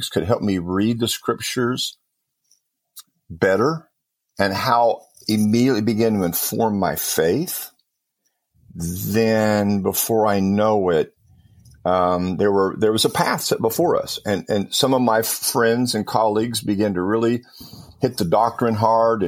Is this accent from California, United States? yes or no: yes; Compton, California, United States; I grew up in Southern California and it was Southern Baptist Church there in Compton, California.